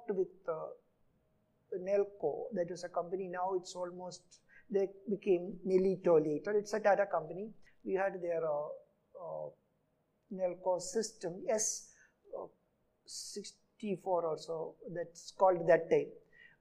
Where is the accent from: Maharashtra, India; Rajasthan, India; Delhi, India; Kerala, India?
Kerala, India; Travancore; first language Malayalam; English is a second language; moved away as an adult; also born or lived in Pune; I come from Kerala, a place called Travancore, south of Kerala. The place, I did my first 10 years of schooling in two schools, 1 to 5 in my own village